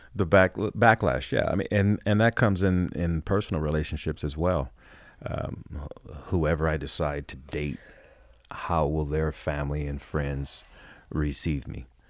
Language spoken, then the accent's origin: English; Los Angeles, California, United States; I grew up in Hollywood.